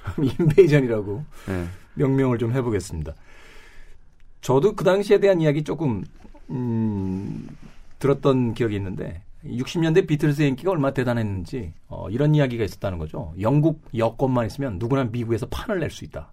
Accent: South Korea; …와 같은 국적을 가졌을 뿐

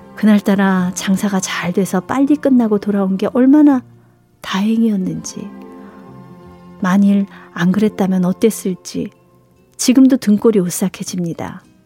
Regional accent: Seoul, South Korea; 저도 이 서울 태생이라

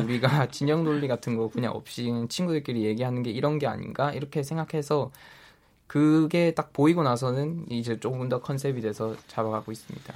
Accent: Daegu, South Korea; 저도 지역 대구 지역 출신인데

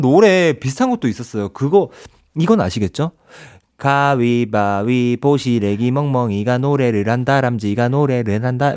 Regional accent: Ulsan, South Korea

